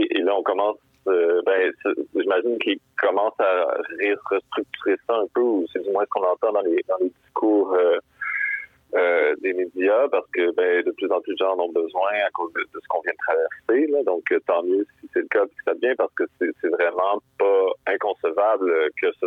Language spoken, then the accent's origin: French; Quebec, Canada; j'ai 32, mais j'ai comme réalisé que depuis que je suis né au Québec